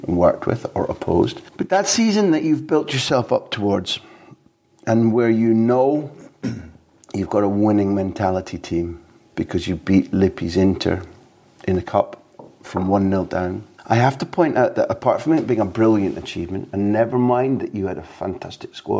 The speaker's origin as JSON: {"language": "English", "region": "Scotland", "country": "United Kingdom", "said": "as a Scot"}